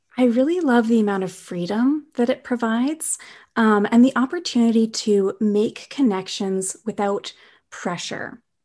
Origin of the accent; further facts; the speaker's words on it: Winnipeg, Manitoba, Canada; moved away as an adult; now in British Columbia, Canada; I'm originally from Winnipeg, but during the pandemic, I'm in this little tiny lake town, um, in the middle of B C